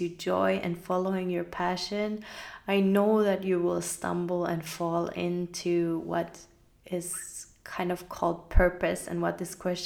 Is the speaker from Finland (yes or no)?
yes; Finland; I grew up in Finland, so having faith in anything wasn't really a very accepted thing